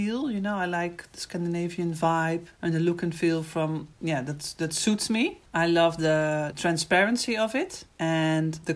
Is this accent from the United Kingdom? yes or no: no; Netherlands; I'm from the Netherlands.